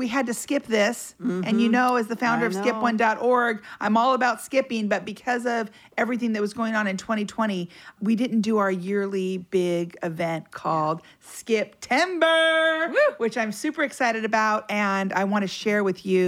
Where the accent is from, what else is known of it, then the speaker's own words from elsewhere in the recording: United States; I'm from America